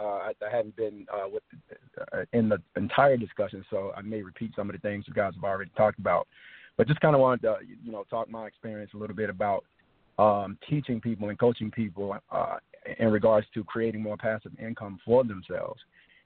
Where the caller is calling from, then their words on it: Dallas, Texas, United States; I'm calling from Dallas, Texas.